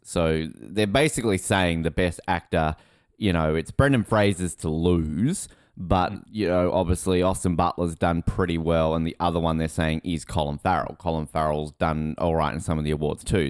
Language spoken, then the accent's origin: English; Hobart, Tasmania, Australia; I grew up in Hobart.